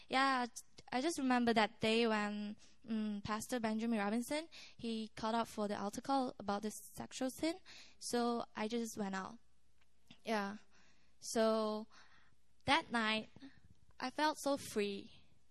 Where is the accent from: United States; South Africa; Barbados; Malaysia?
Malaysia; English is a second language; moved away as an adult; now in Korea; from Malaysia